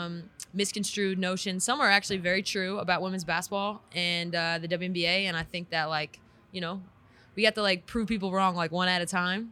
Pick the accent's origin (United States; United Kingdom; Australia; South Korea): United States; California; also born or lived in San Antonio, Texas; now in Las Vegas, United States; I'm from Cali